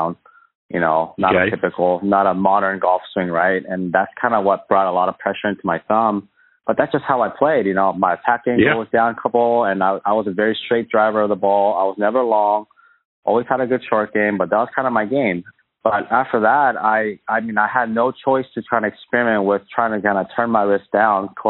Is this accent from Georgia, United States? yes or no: no; Chambers Bay, Washington, United States; It's in my hometown